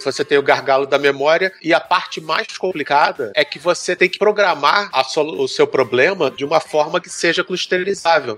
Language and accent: Portuguese; Brazil; Como bom brasileiro